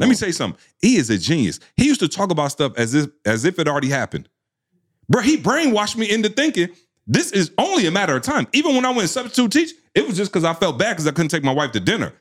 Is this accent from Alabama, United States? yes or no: no; Lansing, Michigan, United States; I'm from Lansing, Michigan